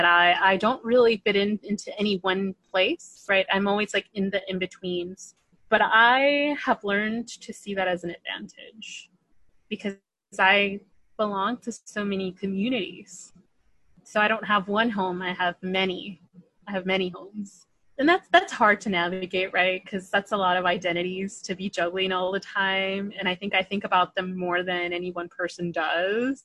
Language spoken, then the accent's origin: English; Palm Springs, California, United States; I'm from Palm Springs, born and raised in the Coachella Valley.